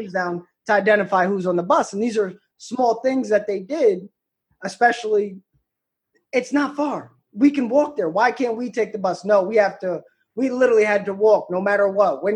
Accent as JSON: {"language": "English", "area": "Davies", "region": "New York", "country": "United States", "tie": "born or raised there", "said": "I'm from Davies, where I live"}